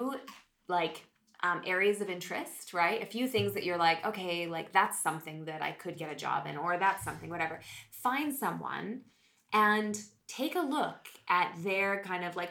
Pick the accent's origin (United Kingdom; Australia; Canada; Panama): Canada; Calgary, Alberta; moved away; I'm from Calgary. That's like where all the oil